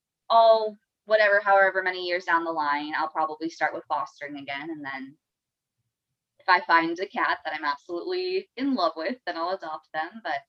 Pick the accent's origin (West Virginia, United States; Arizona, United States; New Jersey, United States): Arizona, United States; moved away; Yeah, so I'm from Arizona.